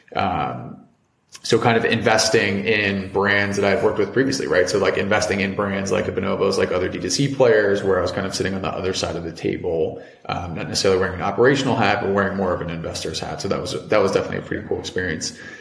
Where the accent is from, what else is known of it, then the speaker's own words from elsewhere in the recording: Cincinnati, Ohio, United States; moved away as an adult; also born or lived in Providence, Rhode Island / New York; I'm originally from Cincinnati, Ohio